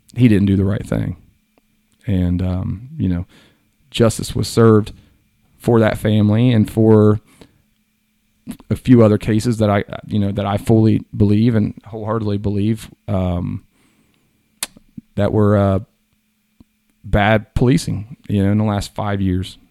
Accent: Hillsboro, United States; I'm a Southwest country white boy. Like, I grew up in Hillsboro

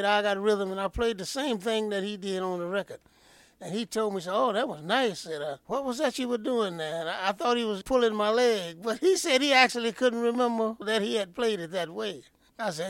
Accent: North Carolina, United States; I'm from North Carolina

